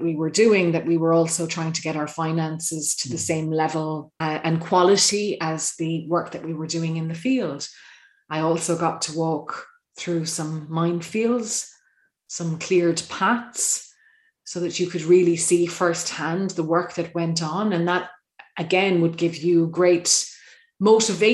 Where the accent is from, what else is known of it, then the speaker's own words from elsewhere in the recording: Ireland; As an Irish person overseas